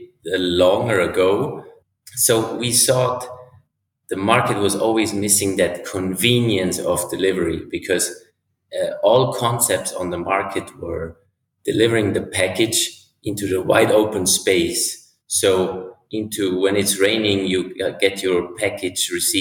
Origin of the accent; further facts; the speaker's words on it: Switzerland; from Switzerland